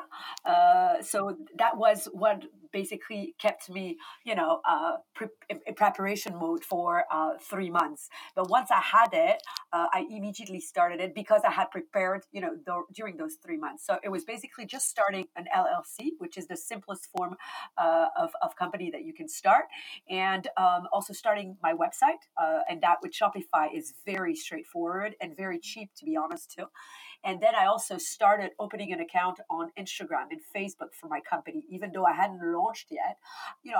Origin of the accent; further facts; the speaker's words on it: Belgium; moved away as an adult; now in Barcelona, Spain; I was born and raised in Belgium